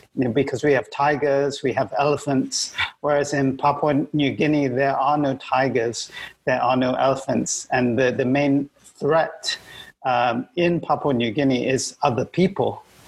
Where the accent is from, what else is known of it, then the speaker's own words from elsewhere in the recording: Malaysia; i am a Malaysian